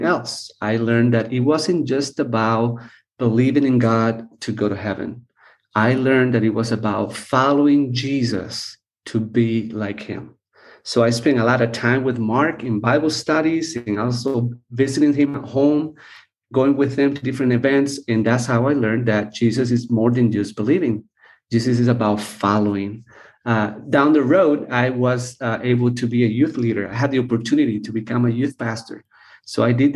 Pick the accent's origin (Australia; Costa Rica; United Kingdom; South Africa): Costa Rica; I was born and raised here in Costa Rica